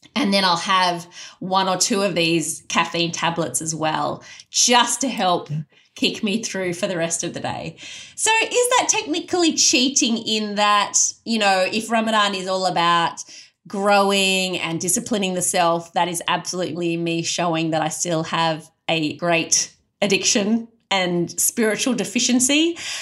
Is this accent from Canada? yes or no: no; Australia; I was an Australian convert with none of those cultural trappings